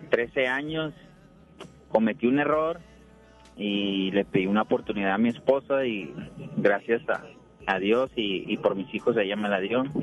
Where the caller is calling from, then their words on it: Juárez, Mexico; estoy acá en el municipio de Juárez, me dirijo